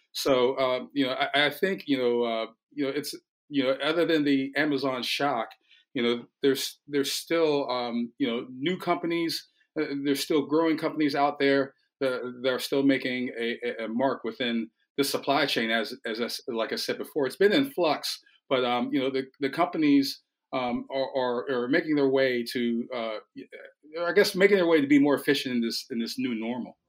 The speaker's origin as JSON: {"language": "English", "country": "United States", "said": "as an American"}